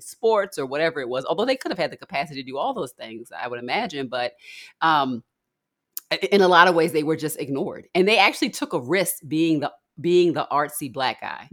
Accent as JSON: {"language": "English", "town": "Baltimore", "region": "Maryland", "country": "United States", "said": "I'm from Baltimore"}